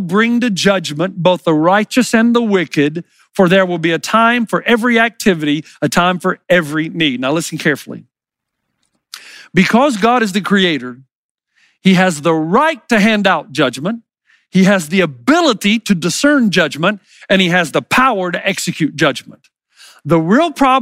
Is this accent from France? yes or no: no; the South, United States; I grew up in the South